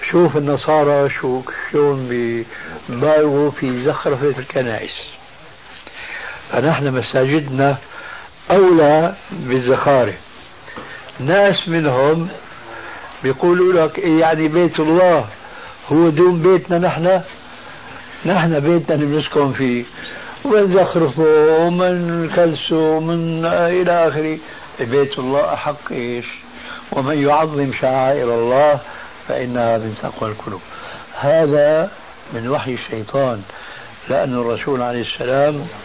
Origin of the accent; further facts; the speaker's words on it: Syria; في ثوب له أعلام هذه عندنا في الشام تسمى بالصاية